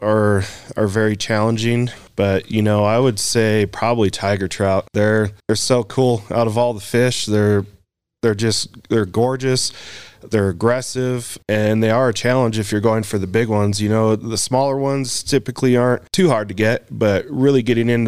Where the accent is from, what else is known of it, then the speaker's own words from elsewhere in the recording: Door County, Wisconsin, United States; also born or lived in Colorado; now in Wyoming, United States; I grew up in Door County, Wisconsin, which is kind of the fishing mecca of the United States.